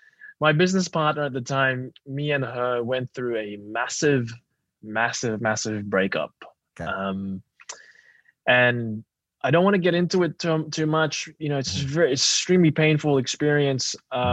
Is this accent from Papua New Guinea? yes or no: yes; Papua New Guinea; also born or lived in Australia; I grew up in Papua New Guinea in Australia. I was Filipino at home.